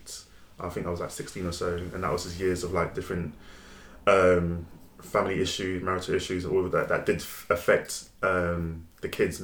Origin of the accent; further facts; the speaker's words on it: Nigeria; I'm quick with my tongue, very witty, especially the fact that I'm Nigerian as well. Our tongue is very sharp.